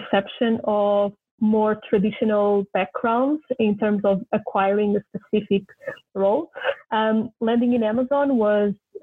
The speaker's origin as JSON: {"language": "English", "region": "Lisbon", "country": "Portugal", "tie": "born or raised there", "moved": "yes", "lives_now": "Japan", "said": "it was in my hometown, which was great for reconnecting a little bit with home"}